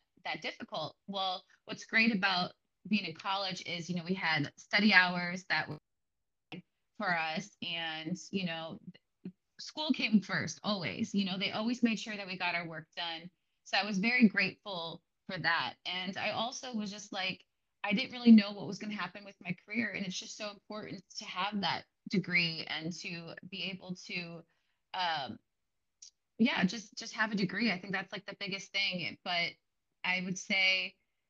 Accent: Green Bay, Wisconsin, United States; I'm originally from Green Bay, Wisconsin

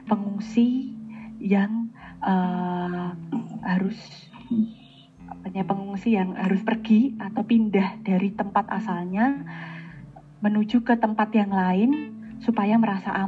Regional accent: Afghanistan; born there; secara de facto aku tuh lahir di Afghanistan

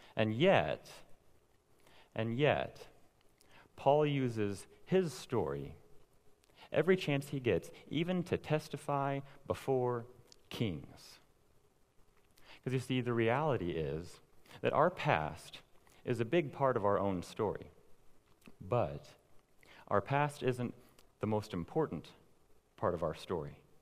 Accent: Owasso, Oklahoma, United States; I grew up here in Owasso, went off to Christian college, prepared for ministry, and then now here I am back at home

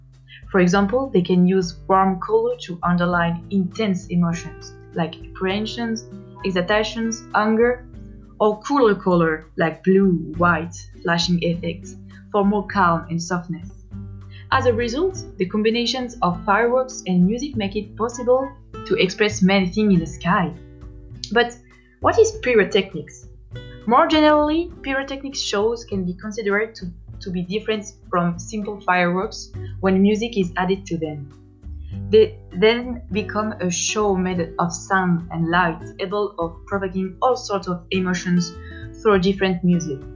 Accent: France; accent: French; English is a second language; I'm French, as you can see from my accent.

